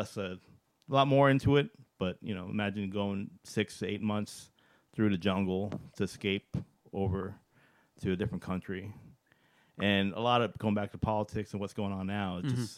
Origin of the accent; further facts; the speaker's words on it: Virginia, United States; I was born in Virginia.